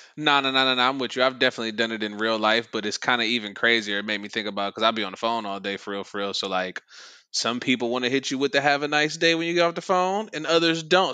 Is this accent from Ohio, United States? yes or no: yes; Ohio, United States; accent: Southern; moved away; I'm from Ohio